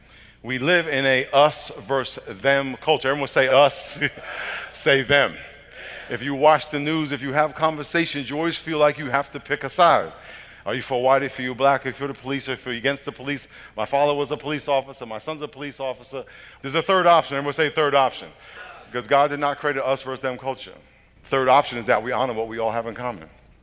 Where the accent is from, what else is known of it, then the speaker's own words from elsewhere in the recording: New York, United States; I'm from New York. I had a dream to play in the NFL when I was growing up.